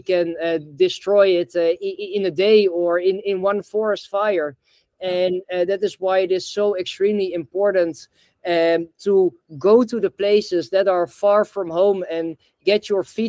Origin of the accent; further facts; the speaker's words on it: Netherlands; also born or lived in the tropics; I'm in Amsterdam now. I'm originally from Holland